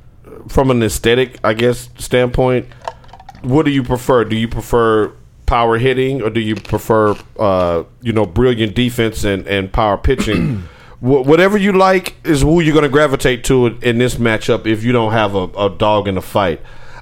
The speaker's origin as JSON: {"language": "English", "town": "Nashville", "region": "Tennessee", "country": "United States", "tie": "born or raised there", "said": "Born and raised in Nashville, Tennessee"}